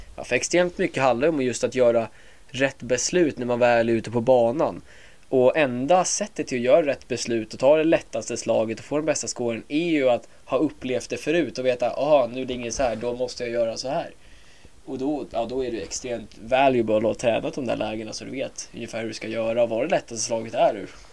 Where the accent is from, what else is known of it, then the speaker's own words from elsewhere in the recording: Åkersberga, Stockholm County, Sweden; also born or lived in United States; jag är 23 år från Åkersberga